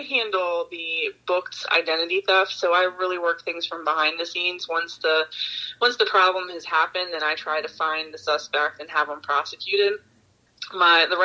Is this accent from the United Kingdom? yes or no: no; Baltimore, Maryland, United States; Yeah, no, I'm from Baltimore.